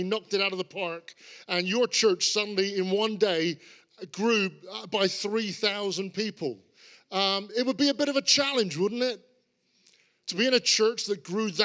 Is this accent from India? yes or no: no; Cornwall, South West England, United Kingdom; I grew up in Cornwall. I'm a Cornishman.